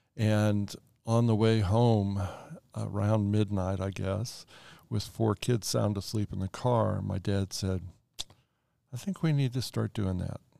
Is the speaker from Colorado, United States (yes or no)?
yes; Colorado Springs, Colorado, United States; also born or lived in Black Forest, Colorado; I grew up in Colorado Springs